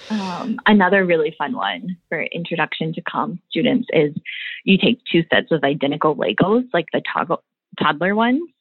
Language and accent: English; Midwest, United States; born there; Oh, you know, I was born in the Midwest, but I don't really sound like I'm from the Midwest.